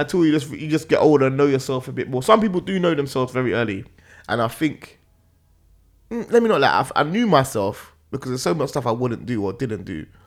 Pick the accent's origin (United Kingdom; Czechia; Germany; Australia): United Kingdom; London; I'm from Northwest